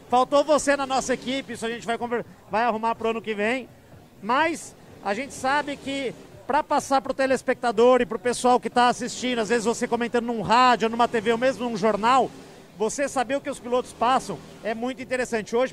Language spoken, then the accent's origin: Portuguese; São Paulo, Brazil; eu sou do interior de São Paulo e para mim ser piloto era tipo ser astronauta